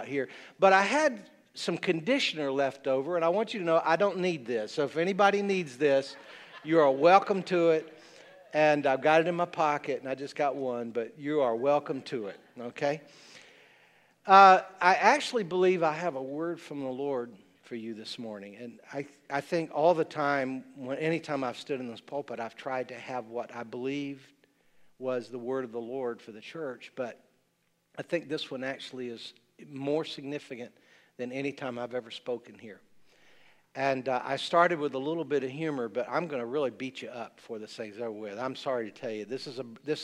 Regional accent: the South, United States; I'm a Southerner.

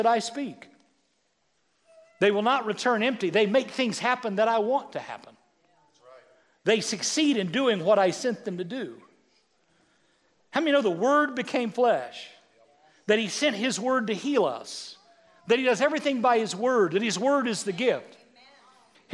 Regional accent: Severy, Kansas, United States; I grew up in Severy, Kansas

